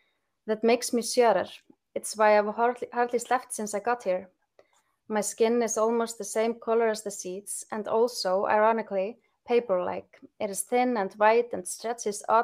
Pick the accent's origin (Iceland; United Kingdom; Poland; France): Iceland; Akranes, Western Region; my hometown, Akranes